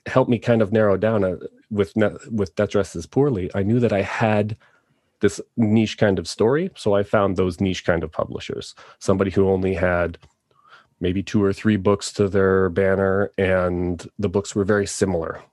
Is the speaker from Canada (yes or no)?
yes; Toronto, Ontario, Canada; now in Calgary, Canada; I am originally from Toronto